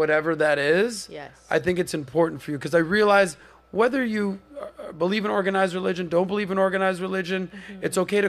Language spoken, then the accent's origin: English; Miami, Florida, United States; I've been born and raised in Miami in the nightlife scene